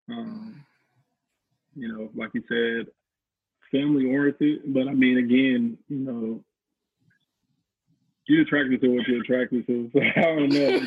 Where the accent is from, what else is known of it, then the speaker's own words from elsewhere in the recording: St. Louis, Missouri, United States; I'm from the country basically. I'm I'm from Missouri, St. Louis